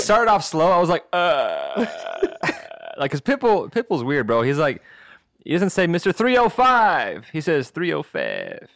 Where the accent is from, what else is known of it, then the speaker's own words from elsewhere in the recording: Texas, United States; now in Los Angeles, United States; I'm from Texas